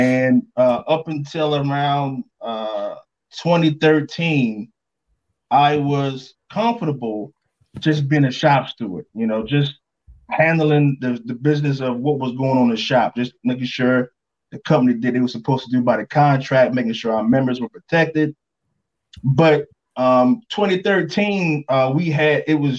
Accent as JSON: {"language": "English", "region": "North Carolina", "country": "United States", "tie": "born or raised there", "said": "So I'm from North Carolina, born and raised there."}